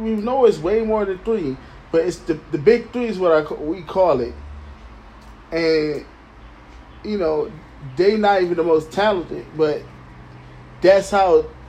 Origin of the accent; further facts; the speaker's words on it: Detroit, Michigan, United States; I'm from Detroit City.